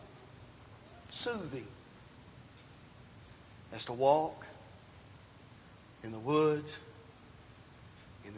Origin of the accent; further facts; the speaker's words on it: the South, United States; Growing up in the South